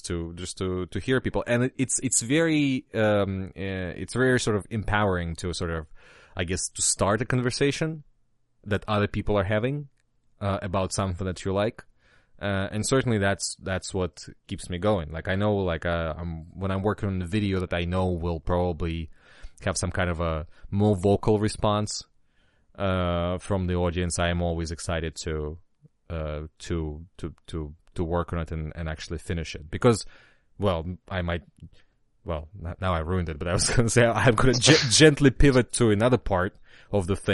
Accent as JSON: {"language": "English", "country": "Russia", "tie": "born or raised there", "moved": "yes", "lives_now": "United States", "said": "I've played a lot of DOS games growing up in Russia"}